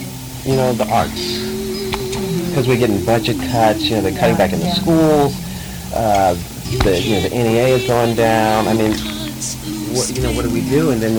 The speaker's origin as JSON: {"language": "English", "town": "Brooklyn", "region": "New York", "country": "United States", "tie": "born or raised there", "said": "I grew up in New York too, so I went to school in Brooklyn. You know, I grew up in Brooklyn, but I went to school in Queens"}